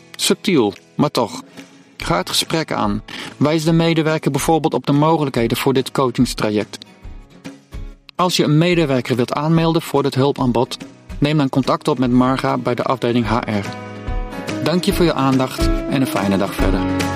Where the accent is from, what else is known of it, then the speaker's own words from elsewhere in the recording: Netherlands; Wij als Nederlanders